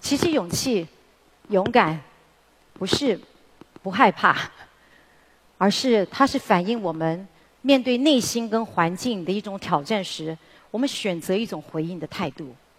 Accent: Taiwan; 我们台湾人

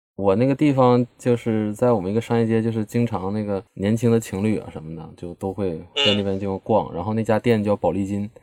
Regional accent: Changchun, Jilin, China; 我是长春人

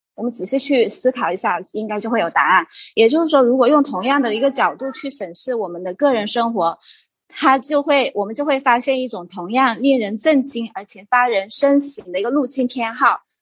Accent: Hunan, China; now in Guilin, China; 我是，现在是生活在桂林，大陆的桂林，然后我是湖南人

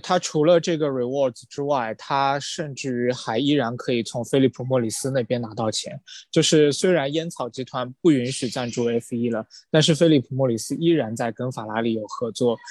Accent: China; 我作为一个中国人

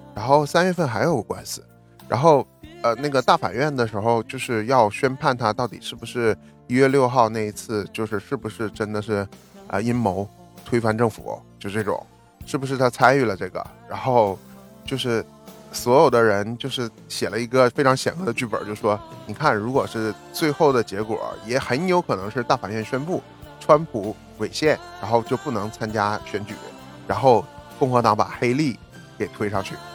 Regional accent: Shenyang, Liaoning, China; moved away as an adult; now in New York, United States; 我出生在那么冷的地方，所以我在沈阳的时候

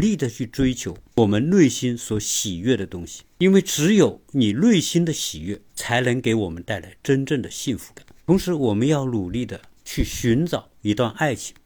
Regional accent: China; 我们中国人

